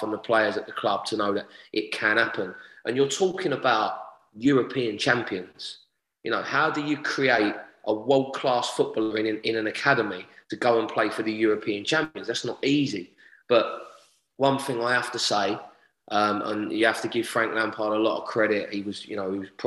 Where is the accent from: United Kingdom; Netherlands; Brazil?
United Kingdom; London; I grew up in Lewisham Borough.